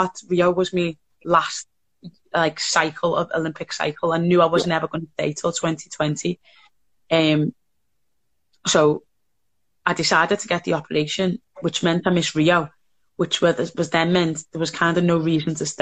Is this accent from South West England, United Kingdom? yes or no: no; Liverpool, North West England, United Kingdom; I was from Toxteth, which is a little bit underprivileged